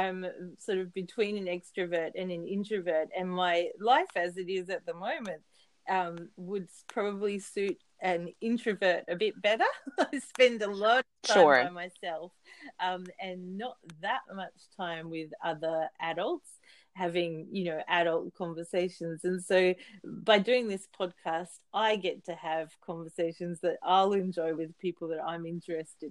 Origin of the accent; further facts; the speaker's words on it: Sunshine Coast, Queensland, Australia; now in Saitama, Japan; I'm from the Sunshine Coast in Australia